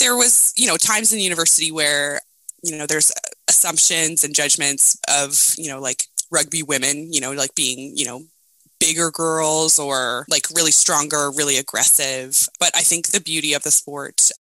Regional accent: Nova Scotia, Canada; I'm from Nova Scotia. I grew up here in Canada and in a small town, but now I live in Halifax, Nova Scotia

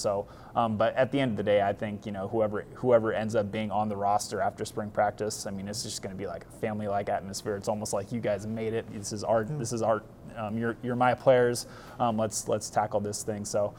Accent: Nebraska, United States; I'm from Nebraska, whatever.

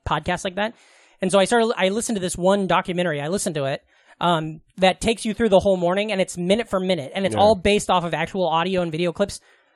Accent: Glenwood, Iowa, United States; now in New York, United States; My hometown is a little town called Glenwood

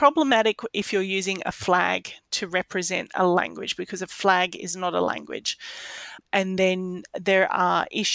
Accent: Australia; I expect as an Australian

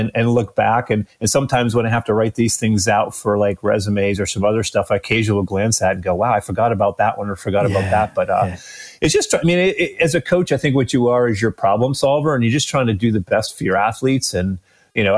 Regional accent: Massachusetts, United States; moved away as an adult; now in Clermont, Florida, United States; I grew up in Massachusetts

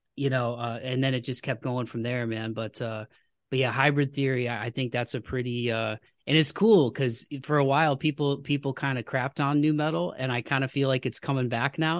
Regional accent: United States; as an American

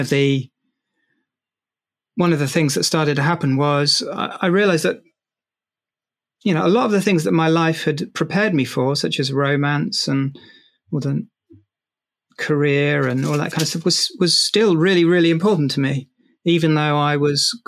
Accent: London, United Kingdom; growing up in South London

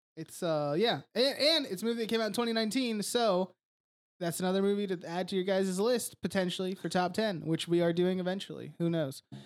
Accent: United States; whenever I was a kid growing up in America

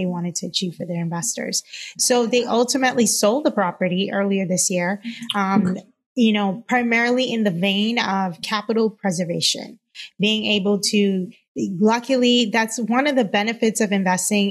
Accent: Cayman Islands; moved away as an adult; now in United States; I'm originally from the Cayman Islands. I've been in the U.S. now for a little over 10 years.

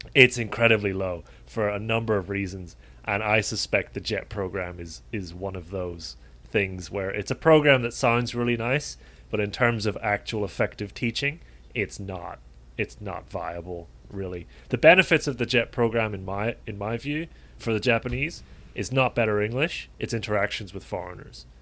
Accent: Dublin, Ireland; moved away; back home in Ireland, and particularly in Dublin

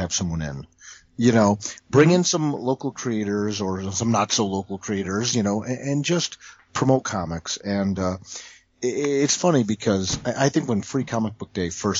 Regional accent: Toledo, Ohio, United States; I grew up in Toledo. Which is about an hour south of Detroit.

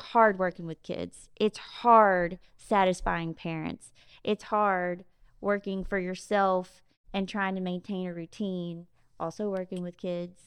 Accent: Jackson, Mississippi, United States; also born or lived in Biloxi; now in Ocean Springs, United States; I'm from Jackson, and we've always had a house in Biloxi. Katrina took that house. I grew up coming down to the coast on the weekends, but I, um, you know, our home base was in Jackson.

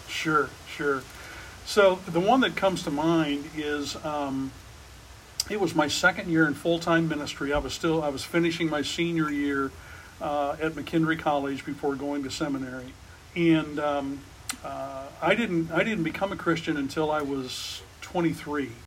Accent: near Shiloh, Illinois, United States; when I was a pastor in Shiloh, Illinois, uh, which was near my hometown

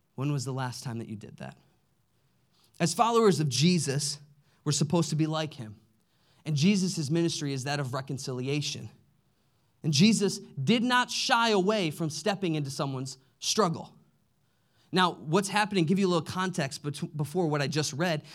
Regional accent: Midwest, United States; we grew up in the Midwest

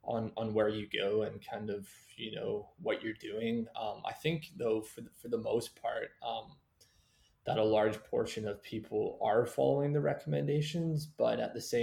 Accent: Vancouver, British Columbia, Canada; kind of grew up in here in Vancouver area.

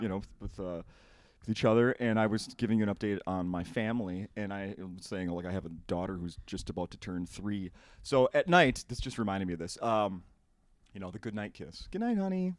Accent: Saint Paul, Minnesota, United States; I grew up in Saint Paul

